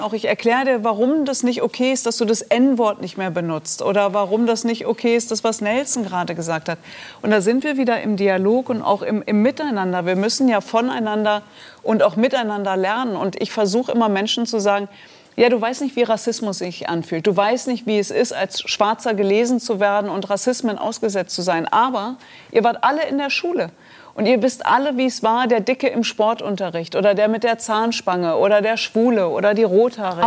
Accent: Germany; Ich bin Deutsche

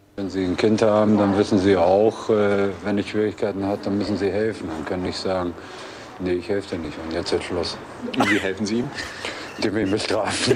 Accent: Bremen, Germany; moved away; also born or lived in Argentina / Uruguay; bin ich Bremer

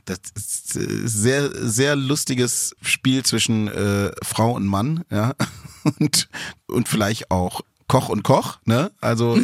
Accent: Stuttgart, Baden-Württemberg, Germany; ich komme ja auch aus Stuttgart, bin ja auch Schwabe

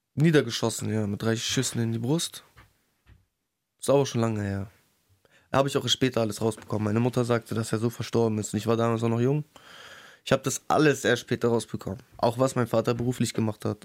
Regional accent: Bremen, Germany; Ich bin in Findorf aufgewachsen

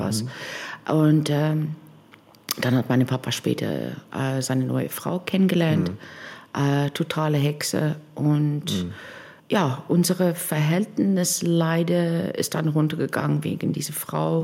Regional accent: Cape Town, Western Cape, South Africa; German is a second language; moved away as an adult; now in Bremerhaven, Germany; wir sind beide in, in Kapstadt aufgewachsen

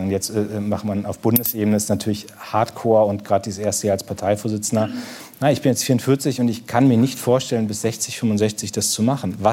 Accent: Munster, Lower Saxony, Germany; Das ist, das ist sie beim Besuch in Munster, in meiner Heimatstadt

